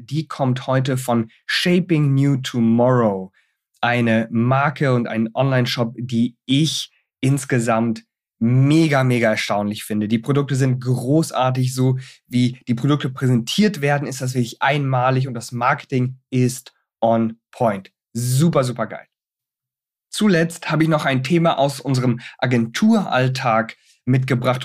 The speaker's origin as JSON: {"language": "German", "country": "Germany", "said": "bei uns in Deutschland"}